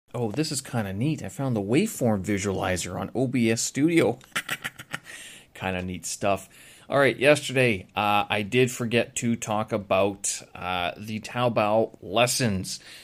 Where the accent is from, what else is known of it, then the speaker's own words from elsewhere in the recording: Canada; now in China; I'm from Canada.